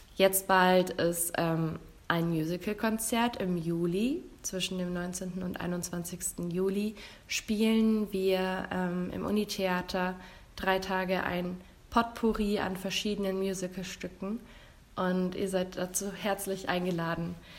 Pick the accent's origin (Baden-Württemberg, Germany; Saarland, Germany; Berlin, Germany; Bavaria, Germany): Bavaria, Germany; Marktredwitz; in der Nähe, wo ich herkomme, aus Markratwitz, da befindet sich in der Nähe die Freilichtbühne Luisenburg